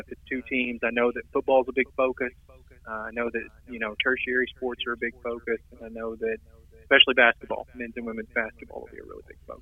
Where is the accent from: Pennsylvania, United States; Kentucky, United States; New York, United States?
Kentucky, United States; Murray; I live in Murray, and after 10 years of the newspaper business, I'm working elsewhere. It's my hometown